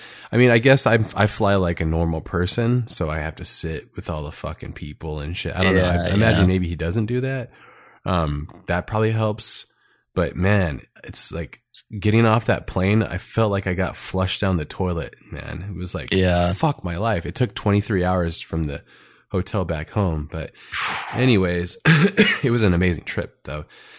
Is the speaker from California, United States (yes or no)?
yes; California, United States; And I grew up in Southern California, and in Southern California, it's like really close and attached to like action sports.